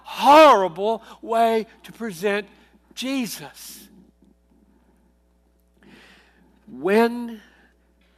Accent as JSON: {"language": "English", "region": "South Carolina", "country": "United States", "tie": "born or raised there", "said": "I grew up in South Carolina in the 50s and 60s"}